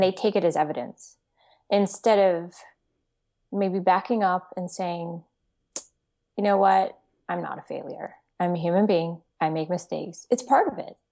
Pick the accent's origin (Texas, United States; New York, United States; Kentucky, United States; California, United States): Texas, United States; I'm from Texas